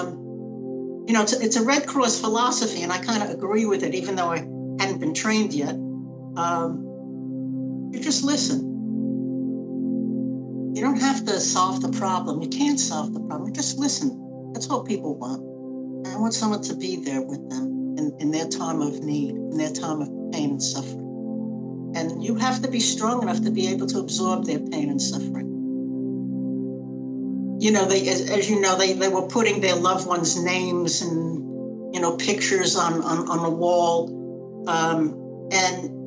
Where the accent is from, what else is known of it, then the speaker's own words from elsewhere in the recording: New York City, New York, United States; I am a New Yorker, Brooklyn born and raised.